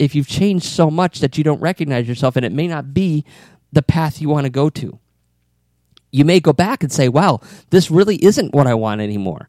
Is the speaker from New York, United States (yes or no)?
no; Bristol, Connecticut, United States; now in Florida, United States; I was born in Bristol, Connecticut, and I moved to Florida in 1990